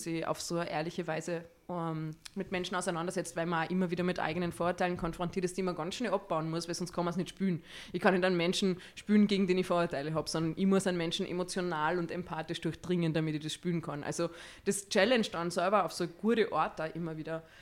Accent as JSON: {"language": "German", "region": "Salzburg", "country": "Austria", "said": "ich komme aus Salzburg ich bin 35 Jahre alt und ich bin Schauspielerin"}